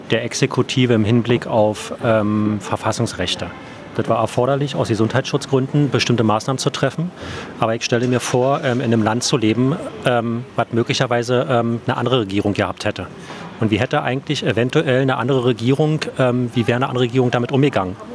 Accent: Berlin, Germany; Das ist meine Stadt hier, das ist meine Heimat, das ist meine, äh, meine Hut. Ähm, so, ich liebe diese Stadt.

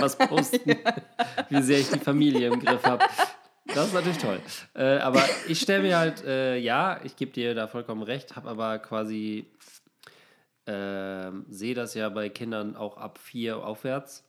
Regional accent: Osnabrück, Lower Saxony, Germany; moved away as an adult; also born or lived in Cologne / Hamburg; in meiner Heimatstadt Osnabrück

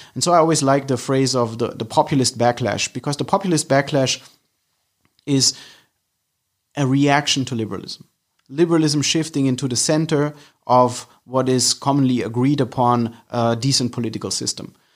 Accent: Germany; moved away as an adult; now in London, United Kingdom; I'm originally from Germany, but I live in London for a couple of years now

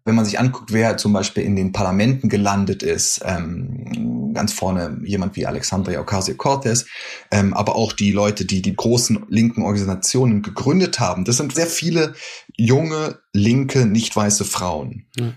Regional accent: Berlin, Germany; moved away as an adult; now in New York, United States; du erwischst mich gerade in Berlin, wo ich herkomme

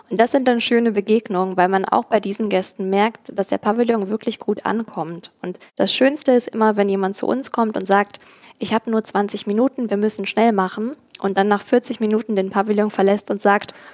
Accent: Cologne, North Rhine-Westphalia, Germany; now in Berlin, Germany; wollte dann zu der Zeit gleichzeitig auch wieder näher in die Heimat. Ich komme ursprünglich nicht aus Berlin, das war mir zu weit weg und habe in Köln und Umgebung nach Jobs gesucht.

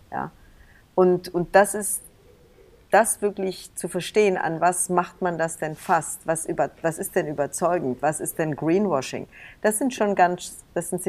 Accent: East Germany, Germany; Ich bin ja selber meine Eltern sind ja, wir sind ja aus dem Osten geflohen.

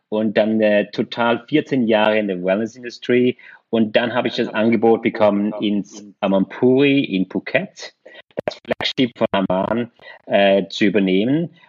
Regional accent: Switzerland; born there; Ich bin äh, in der Schweiz geboren und äh, glücklicherweise

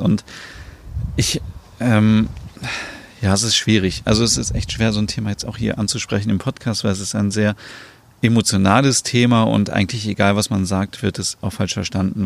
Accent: Germany; bei uns in Deutschland

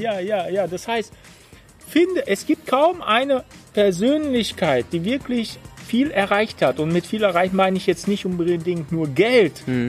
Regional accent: Germany; bei uns in Deutschland

